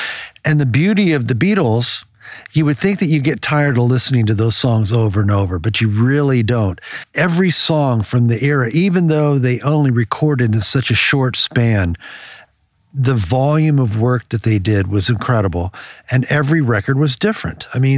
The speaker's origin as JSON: {"language": "English", "region": "Maryland", "country": "United States", "tie": "born or raised there", "said": "The story that we were talking about is when I grew up in Maryland on the Choptank River, and it was a small fisher town. It was a small town of oyster farmers."}